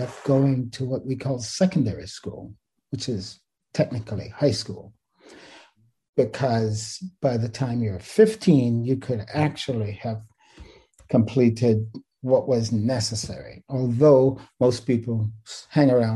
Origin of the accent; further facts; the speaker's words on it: Kingston, Jamaica; also born or lived in Riverside, California / Vienna; now in Irvine, United States; I was born in Kingston, Jamaica. I'm one of six siblings